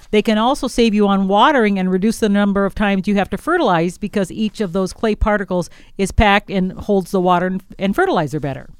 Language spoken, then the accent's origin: English; Wisconsin, United States; moved away; I'm from Wisconsin, where we had a lot more clay soils